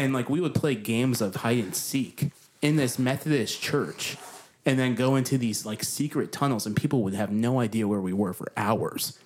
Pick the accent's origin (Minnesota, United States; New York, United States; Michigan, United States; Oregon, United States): New York, United States; now in Nashville, United States; I came from a small town in New York.